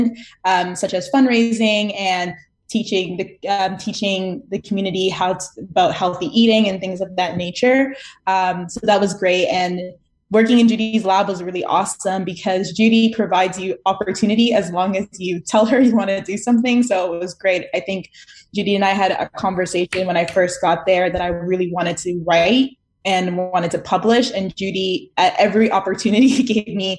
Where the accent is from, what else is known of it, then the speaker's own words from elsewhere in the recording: Toronto, Ontario, Canada; moved away as an adult; also born or lived in New York City; now in New York, United States; I grew up in Toronto